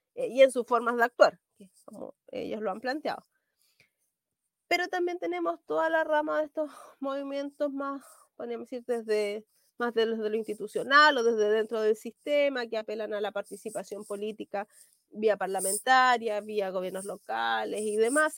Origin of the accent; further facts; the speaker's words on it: Santiago, Santiago Metropolitan Region, Chile; yo nací en Santiago porque mi abuelo tuvo que emigrar porque no había tierras